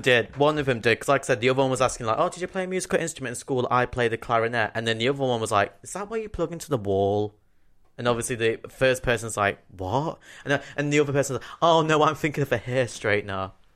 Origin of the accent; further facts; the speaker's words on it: Nottingham, East Midlands, United Kingdom; born or raised there; accent: Nottingham